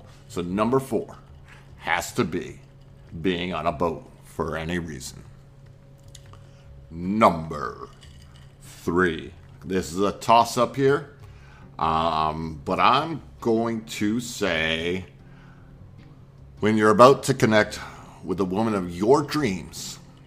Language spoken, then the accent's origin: English; Maine, United States; I grew up with lakes, rivers, and oceans. I grew up in Maine